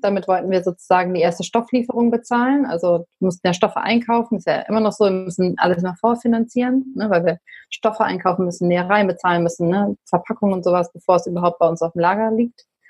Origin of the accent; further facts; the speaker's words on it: Berlin, Germany; ich komme auch aus Berlin.